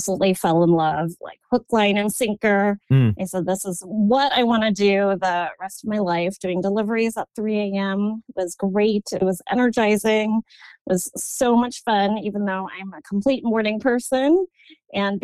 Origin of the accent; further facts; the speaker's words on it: Chicago, Illinois, United States; moved away as an adult; also born or lived in New York City, United States; now in Portland, United States; I loved growing up in Chicago